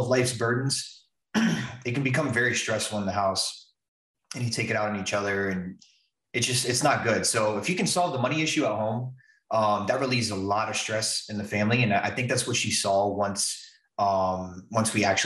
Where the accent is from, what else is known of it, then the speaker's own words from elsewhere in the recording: West Palm Beach, Florida, United States; moved away as an adult; also born or lived in Atlantic City, New Jersey / Key West, Florida; I'm originally from West Palm